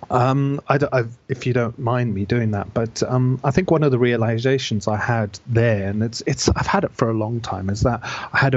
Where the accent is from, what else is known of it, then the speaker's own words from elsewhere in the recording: Zimbabwe; born there; I was born in Zimbabwe uh, to British father and an Italian mother who'd basically immigrated out there. I was born in the late seventies